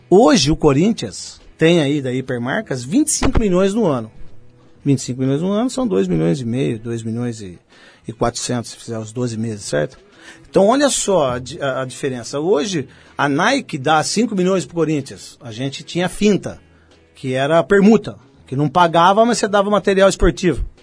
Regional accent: Santo Antônio de Posse, São Paulo, Brazil; accent: interior; Quando era moleque, lá em Santo Antônio de Posse.

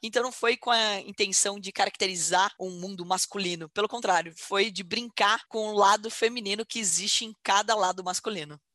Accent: Porto Feliz, São Paulo, Brazil; moved away as an adult; also born or lived in Campinas; Sou nascida em Porto Feliz, uma cidade com 51 mil habitantes. Desde que eu me entendo por gente, continua a mesma população, porque infelizmente não tinha faculdade em Porto Feliz, então todo todo mundo ia fazer faculdade fora

